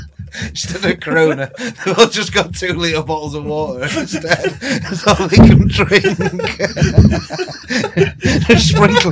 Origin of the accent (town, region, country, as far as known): United Kingdom